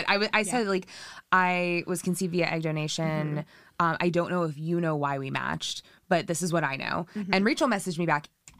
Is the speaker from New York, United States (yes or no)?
yes; New York City, New York, United States; moved away; also born or lived in West Coast; I grew up in New York City.